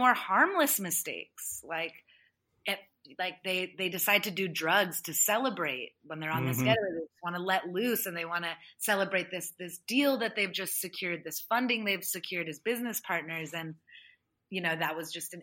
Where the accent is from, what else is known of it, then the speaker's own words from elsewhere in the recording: United States; I grew up as a first generation immigrant American.